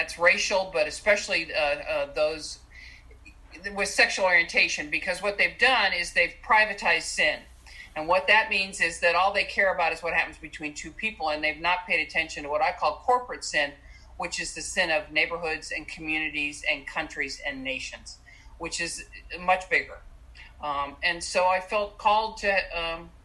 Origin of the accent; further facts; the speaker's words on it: Southern California, United States; I grew up in Southern California